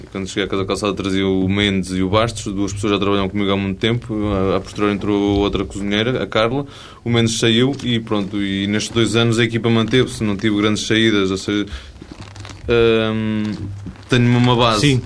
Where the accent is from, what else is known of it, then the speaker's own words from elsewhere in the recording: Beira, Portugal; eu sou da Beira